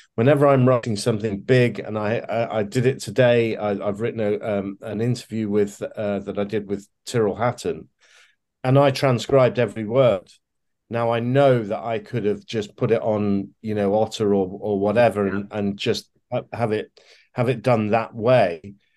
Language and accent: English; Leicester, East Midlands, United Kingdom; I grew up in a in a city called uh, Leicester uh, in the English Midlands